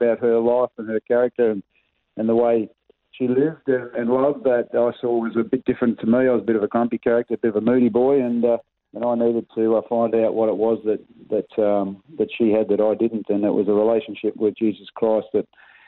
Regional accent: Melbourne, Victoria, Australia; I was born and raised in Melbourne, a little place called Ferntree Gully.

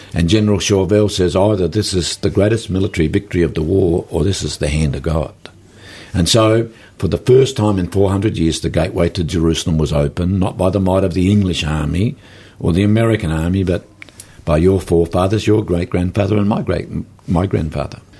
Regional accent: South Australia, Australia; I grew up in South Australia, country South Australia

